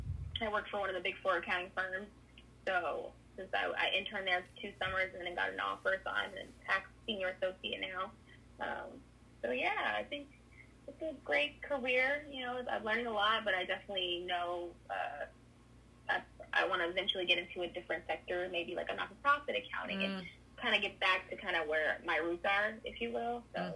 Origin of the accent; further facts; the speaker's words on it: California, United States; Yeah, so I grew up in California, been here my whole life